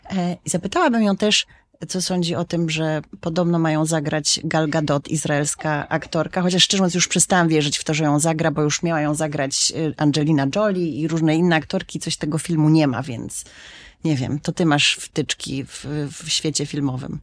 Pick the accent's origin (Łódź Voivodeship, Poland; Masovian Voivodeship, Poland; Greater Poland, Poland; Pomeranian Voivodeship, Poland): Masovian Voivodeship, Poland; Warsaw; moją małą ojczyzną jest warszawski Żoliborz